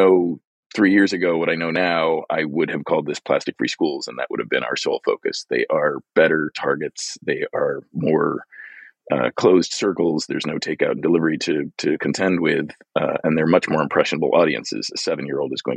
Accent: Glendale, California, United States; my hometown, Glendale, California, where I live now

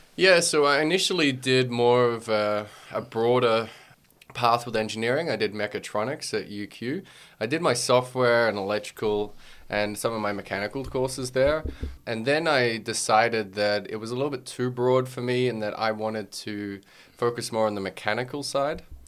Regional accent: Australia; also born or lived in Wales; being Australian

